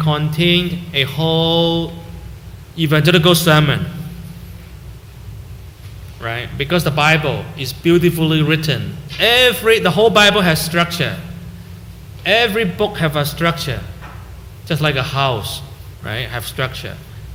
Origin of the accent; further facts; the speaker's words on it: Hong Kong; moved away as an adult; also born or lived in Canada; now in Vancouver, Canada; every time I go there, I call my old classmates in high school